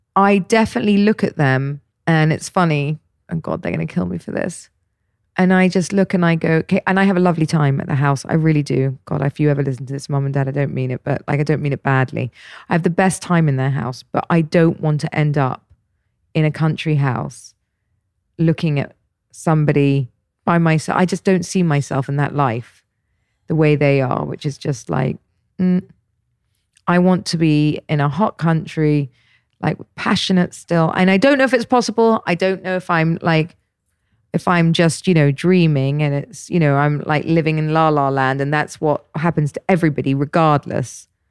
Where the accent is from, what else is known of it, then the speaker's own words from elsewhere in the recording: Dorset, South West England, United Kingdom; now in Dubai, United Arab Emirates; I grew up in Dorset, so I know it very well